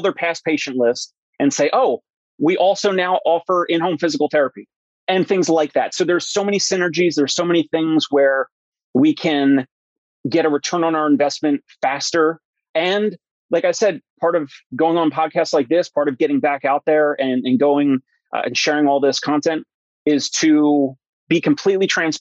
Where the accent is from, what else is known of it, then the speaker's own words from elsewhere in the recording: New Jersey, United States; My parents are in New Jersey. I'm from New Jersey. I know the state very well.